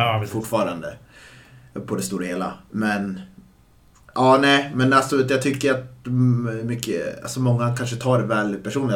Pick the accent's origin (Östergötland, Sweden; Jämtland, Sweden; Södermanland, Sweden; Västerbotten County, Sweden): Jämtland, Sweden; Östersund; now in Stockholm, Sweden; mina barndomskompisar, både som bor här i Stockholm och eh, hemma i Östersund